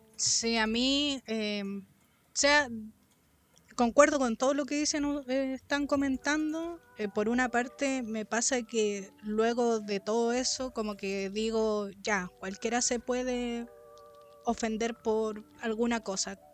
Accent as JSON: {"language": "Spanish", "country": "Chile", "said": "todas esas palabras que uno usa como chileno"}